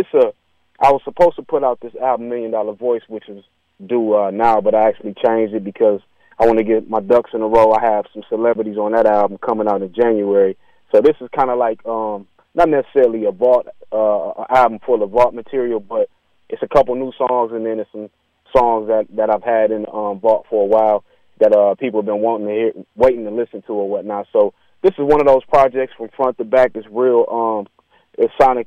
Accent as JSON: {"language": "English", "town": "Beloit", "region": "Wisconsin", "country": "United States", "tie": "born or raised there", "said": "everybody in my hometown in Beloit, man, I'm such an inspiration because it's so small there."}